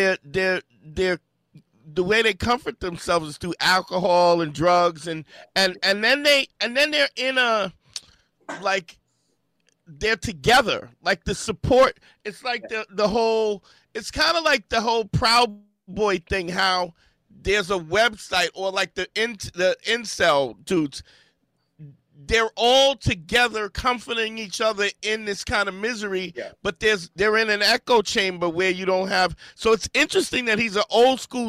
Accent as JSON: {"language": "English", "town": "New York City", "region": "New York", "country": "United States", "tie": "born or raised there", "said": "I live in Crown. I grew up in Crown Heights."}